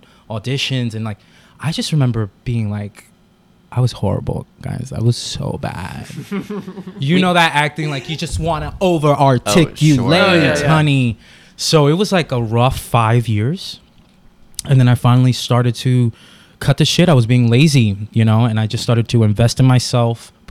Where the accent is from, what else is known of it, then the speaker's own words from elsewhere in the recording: New York City, New York, United States; I grew up in the Bronx, New York, in the projects